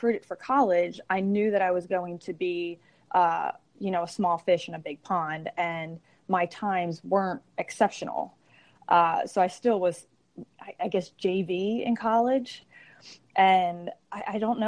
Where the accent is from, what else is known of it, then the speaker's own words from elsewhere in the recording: Langhorne, Pennsylvania, United States; I grew up in Bucks County. So Langhorne is actually where my parents still live.